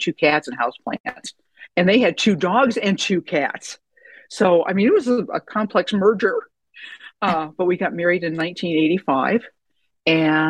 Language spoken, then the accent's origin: English; Southeast Iowa, United States; moved away as an adult; also born or lived in Des Moines, Iowa; now in Tucson, United States; I grew up in Southeast Iowa and went to college at the University of Iowa in Iowa City, and then moved to Des Moines and was there mostly thereafter